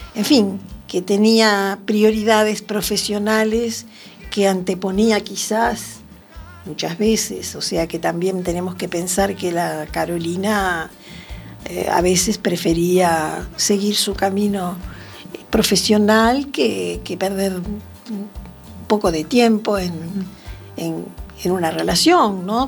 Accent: Montevideo, Uruguay; moved away as an adult; also born or lived in Venezuela; now in Arteixo, Spain; estoy aquí en, en Arteixo, radicada hace seis años, nací en Uruguay, Montevideo, y anduve bastante por el mundo

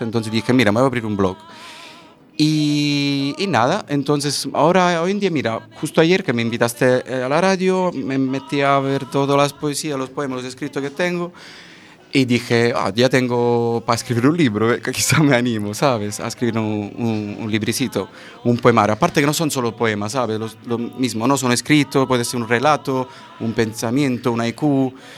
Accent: province of Caserta, Naples region, Campania, Italy; Spanish is a second language; moved away as an adult; also born or lived in Central America / Madrid; en la provincia de Caserta, la región de Nápoles, la tierra de la mozzarella.

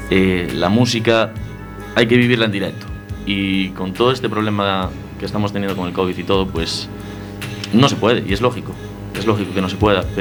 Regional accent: Betanzos, Galicia, Spain; En Betanzos.

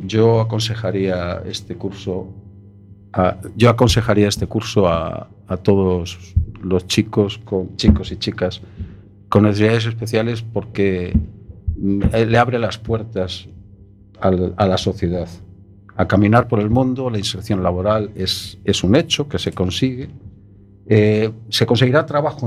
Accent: Madrid, Community of Madrid, Spain; Yo soy madrileño

